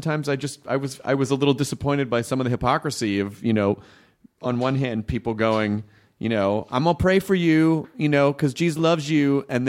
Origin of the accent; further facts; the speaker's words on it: the South, United States; And growing up in the South, there's a giant, like, you're in the, that's the Bible Belt.